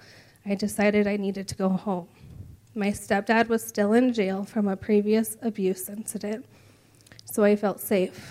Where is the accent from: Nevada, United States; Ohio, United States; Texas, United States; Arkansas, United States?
Nevada, United States; Reno; I was born and raised in Reno, Nevada